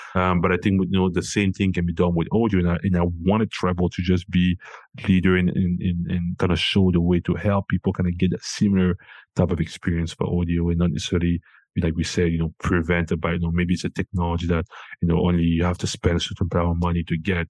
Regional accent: Cameroon; moved away; I'm originally from Cameroon

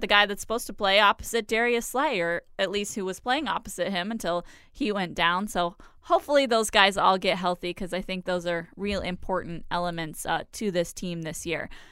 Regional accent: Florida, United States; you and I are both from Florida

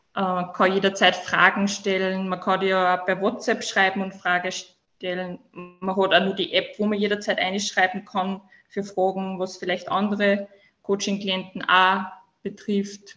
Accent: Upper Austria, Austria; komme aus dem schönen Oberösterreich

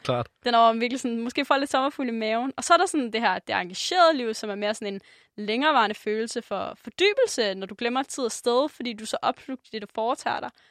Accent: Denmark; som dansker

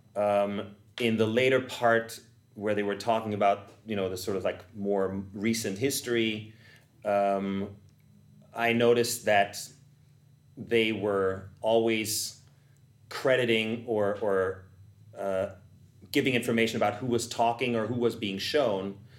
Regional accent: Vienna, Austria; moved away; I'm from Vienna, Austria

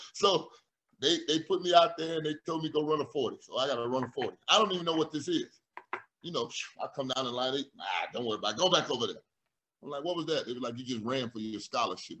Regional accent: Florida, United States; my home state

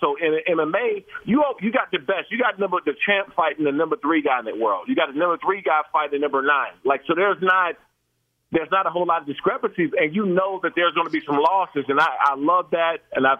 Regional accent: Maryland, United States; I grew up boxing, and I grew up in Prince George's County, Maryland, Washington, D.C. area.

